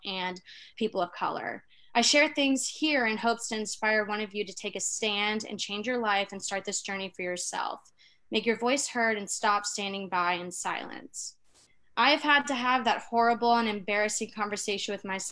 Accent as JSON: {"language": "English", "region": "the South", "country": "United States", "said": "I'm like from the South"}